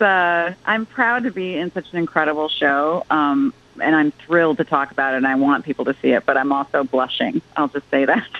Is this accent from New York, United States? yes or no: no; Chicago, Illinois, United States; moved away; Deep ties, deep ties. That's my hometown